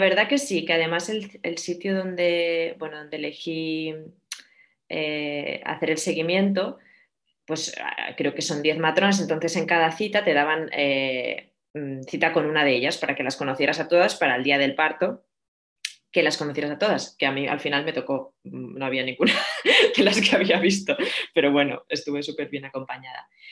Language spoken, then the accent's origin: Spanish; Barcelona, Catalonia, Spain; moved away as an adult; also born or lived in Madrid / San Sebastián; now in Atlanta, United States; soy de Barcelona